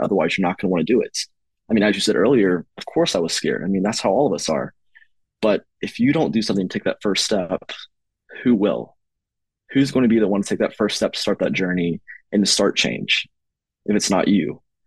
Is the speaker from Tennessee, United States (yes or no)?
yes; East Tennessee, United States; now in Knoxville, United States; the region of East Tennessee, which includes my hometown where I had this desire grow from and my current residence.